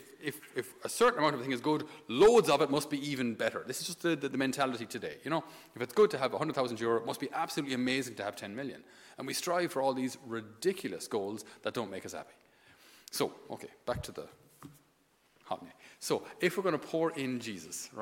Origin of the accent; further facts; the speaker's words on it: Thurles, Munster, Ireland; I'd come home from the seminary to Thurles, my hometown